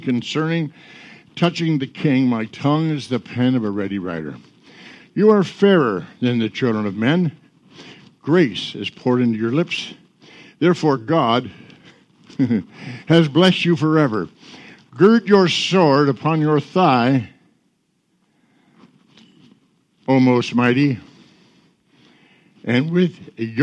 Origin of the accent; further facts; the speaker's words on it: Michigan, United States; I'm not a Missourian. Where are you from? Michigan